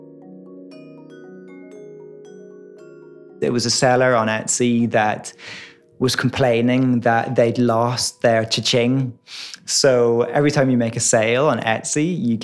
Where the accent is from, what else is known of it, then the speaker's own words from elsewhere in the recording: Ireland; moved away as an adult; also born or lived in Dundee, Scotland; growing up in Ireland